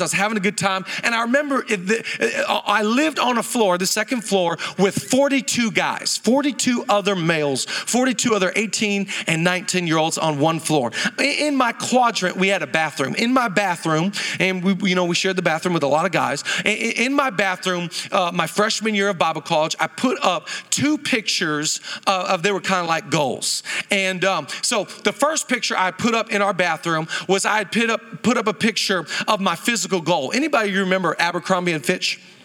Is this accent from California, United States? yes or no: no; Seattle, Washington, United States; moved away as an adult; now in Los Angeles, United States; I grew up in Seattle my whole life